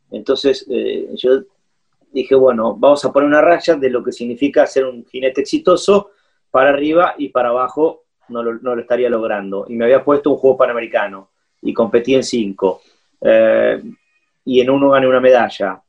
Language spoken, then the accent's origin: Spanish; Argentina; also born or lived in Curitiba, Brazil; Nos sentimos siempre argentinos, tenemos documentos argentinos, tenemos, bueno, somos más argentinos que cualquiera que haya nacido acá